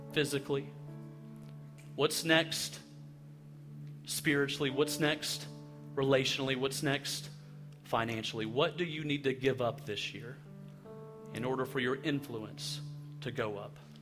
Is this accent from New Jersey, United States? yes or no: no; Alabama, United States; I'm from Alabama